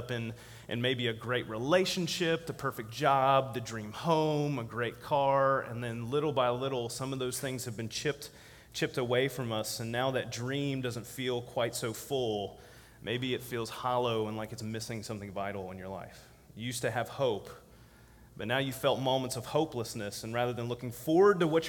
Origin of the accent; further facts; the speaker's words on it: Virginia, United States; Virginia, my home state